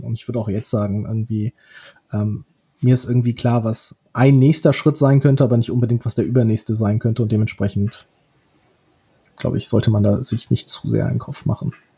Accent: Rhineland, Germany; sehe ich mich wahrscheinlich irgendwie primär als Rheinländer

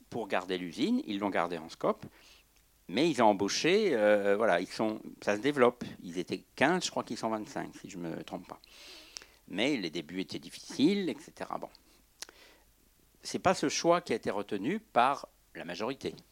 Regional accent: Brittany, France; Euh, je viens de Bretagne, là, j'étais quatre jours en projection en Bretagne.

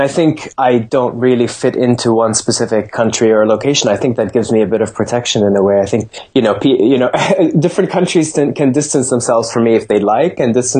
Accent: Kuwait; also born or lived in Jordan / Lebanon; And I grew up in the Middle East. I mean, I grew up in Kuwait and Jordan and Lebanon as well.

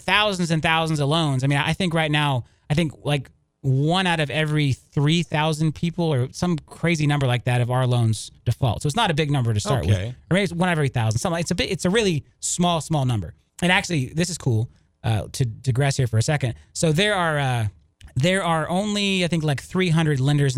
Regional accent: Lakeland, Florida, United States; moved away; I grew up in Lakeland. I went to high school in Lakeland. You know, Lakeland is my hometown

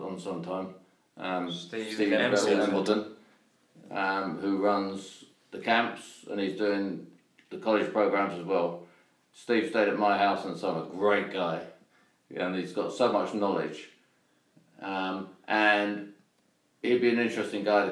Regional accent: London, United Kingdom; I'm from the East End of London

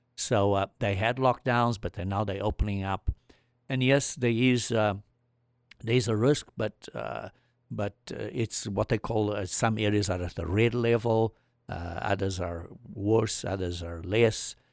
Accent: South Africa; moved away; I came from South Africa

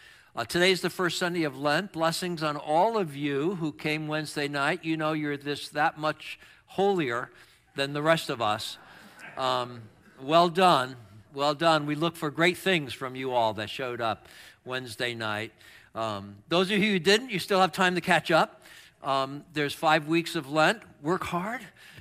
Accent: New York, United States; also born or lived in Chicago / Boston; I kept thinking about how I was raised in New York, Chicago, and Boston, and big snow all the time, and how much I'm freezing now when it gets to be 50.

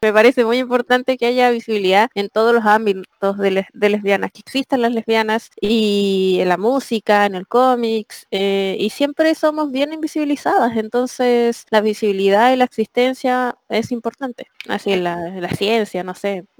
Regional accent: Chile; now in Spain; siempre en Chile, siempre, siempre, siempre abría los ojos

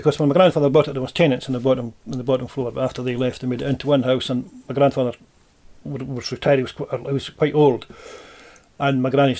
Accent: Tobermory, Scotland, United Kingdom; I was born in Tobermory, and I've lived and worked round about the island ever since, really.

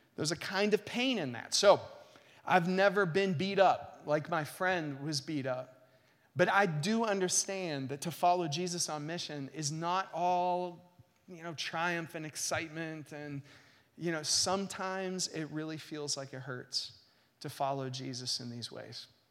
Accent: United States; American Christians

